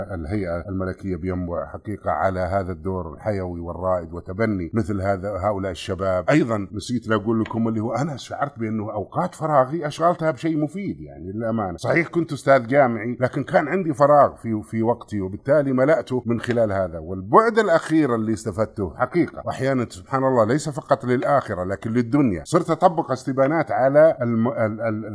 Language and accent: Arabic; Saudi Arabia; احنا كسعوديين